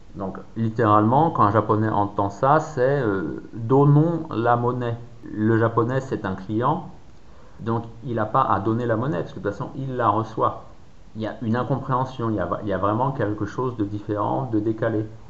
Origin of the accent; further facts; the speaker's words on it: France; les gens comprenaient que j'étais français